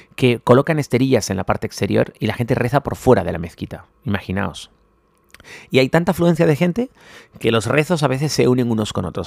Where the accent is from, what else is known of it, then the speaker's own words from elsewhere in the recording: Spain; somos muy españoles